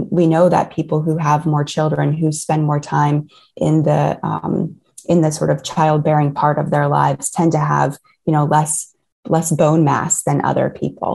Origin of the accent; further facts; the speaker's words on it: Ohio, United States; I grew up in Ohio in the States